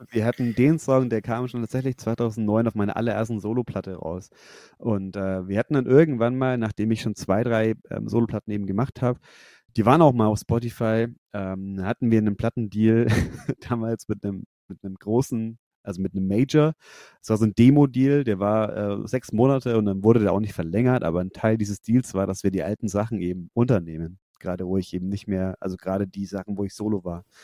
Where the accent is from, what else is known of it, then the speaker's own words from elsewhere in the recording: Nuremberg–Fürth area, Bavaria, Germany; now in Fürth, Germany; wir kommen alle aus der Ecke Nürnberg, Fürth